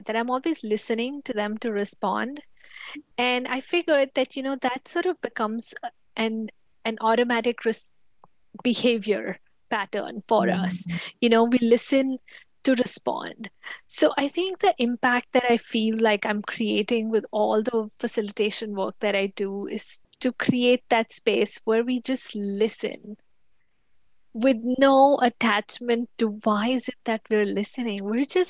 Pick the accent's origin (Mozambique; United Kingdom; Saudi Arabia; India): India; moved away as an adult; also born or lived in United States; now in Atlanta, United States; I was born and raised in India. That's where I lived for the first 20 something years of my life.